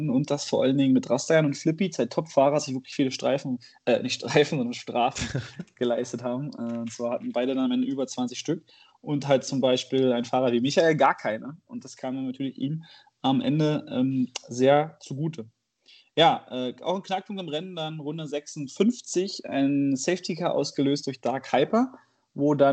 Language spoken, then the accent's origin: German; Bonn, North Rhine-Westphalia, Germany; Bin Bonner. Bin, bin Bonner